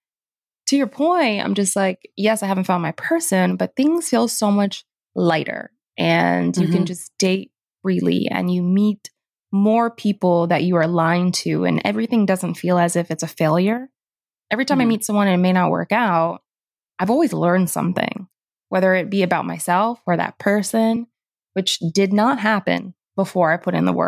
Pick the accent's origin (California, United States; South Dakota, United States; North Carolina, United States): North Carolina, United States; I'm from North Carolina.